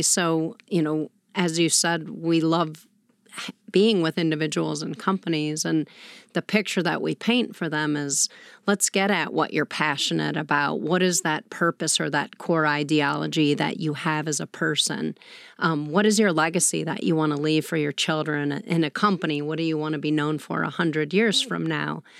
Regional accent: west suburbs of Chicago, Illinois, United States; moved away as an adult; also born or lived in Washington, D.C.; I hail from Chicagoland, so west suburbs of Chicago. I'm one of eight kids, so that was a huge part of my upbringing

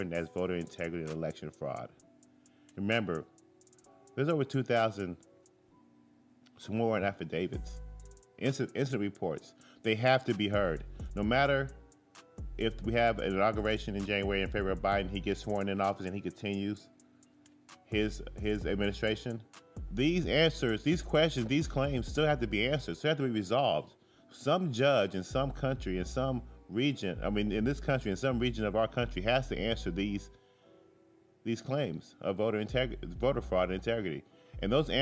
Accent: United States; I'm just an American

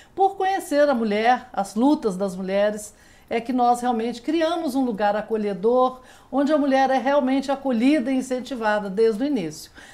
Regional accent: Belo Horizonte, Minas Gerais, Brazil; moved away as an adult; now in Brasília, Brazil; eu sou mineira, né, vim de Belo Horizonte

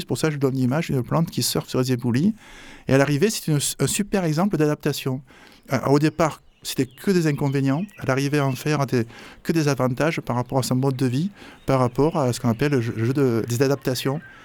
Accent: Marseille, Provence-Alpes-Côte d'Azur, France; je suis marseillais

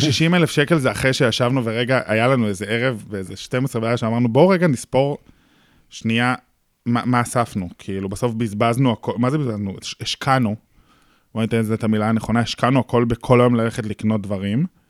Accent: Tel Aviv, Tel Aviv District, Israel; זה הסביבה שגדלתי בה, זה האנשים שגדלתי ביניהם

